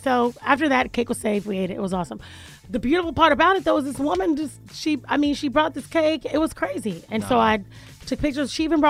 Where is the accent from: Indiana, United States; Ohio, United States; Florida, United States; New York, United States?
Florida, United States; Jacksonville; moved away; I'm from Jacksonville. Like, we grew up.